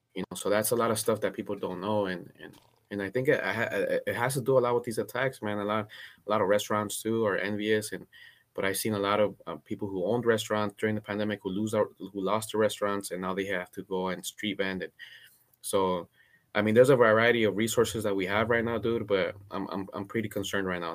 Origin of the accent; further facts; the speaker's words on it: Cudahy, California, United States; also born or lived in Guatemala; I grew up in Cudahy in Southeast L